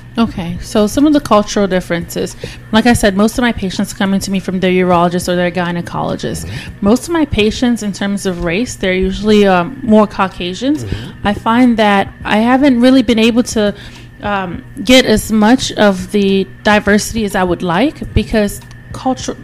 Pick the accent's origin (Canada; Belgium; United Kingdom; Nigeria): Nigeria; also born or lived in Richmond, Virginia, United States; now in Houston, United States; I am originally from Nigeria, but I lived in Richmond, Virginia. I just moved to Texas, Houston, Texas, two years ago